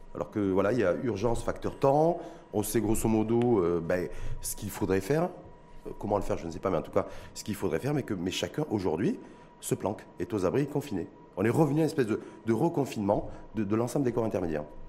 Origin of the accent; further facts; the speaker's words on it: Morocco; chez nous, au Maroc